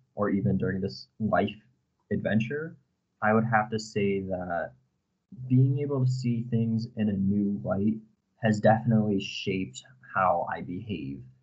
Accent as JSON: {"language": "English", "town": "Avon", "region": "Connecticut", "country": "United States", "moved": "as an adult", "lives_now": "Prague, Czechia", "said": "I am from the United States, from a very small town called Avon, Connecticut"}